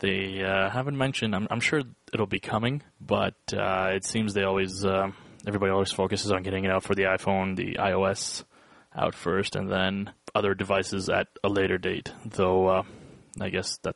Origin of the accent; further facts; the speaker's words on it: Canada; we are Canadian.